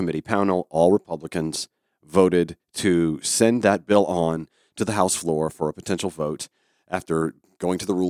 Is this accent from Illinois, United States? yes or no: no; Georgia, United States; born or raised there